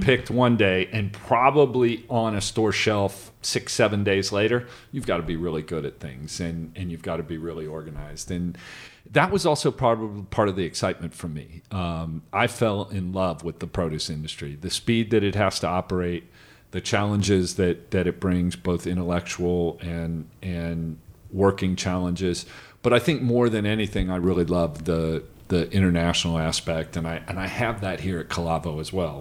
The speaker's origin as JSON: {"language": "English", "region": "Midwest", "country": "United States", "tie": "born or raised there", "said": "I grew up in the Midwest"}